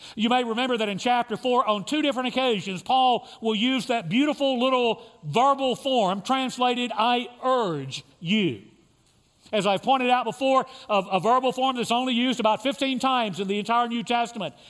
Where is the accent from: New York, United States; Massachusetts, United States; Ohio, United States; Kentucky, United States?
Kentucky, United States; now in Lubbock, United States; I grew up in Kentucky